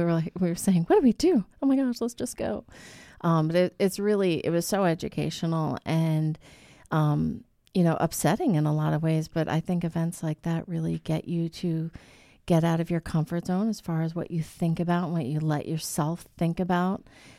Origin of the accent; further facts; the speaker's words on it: New York, United States; Well, that's just because I was brought up on Long Island.